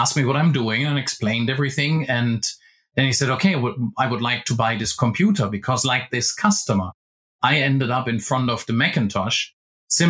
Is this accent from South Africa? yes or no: no; Germany; I originally joined an office equipment company in my hometown in Germany